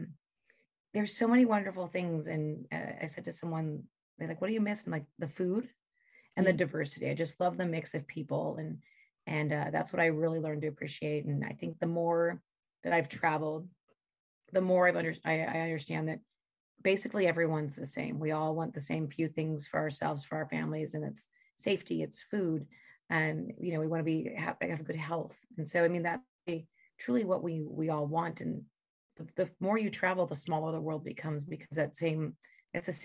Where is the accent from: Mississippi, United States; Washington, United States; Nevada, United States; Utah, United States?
Nevada, United States; Las Vegas; also born or lived in Phoenix / Singapore; now in Tulsa, United States; I'm from Las Vegas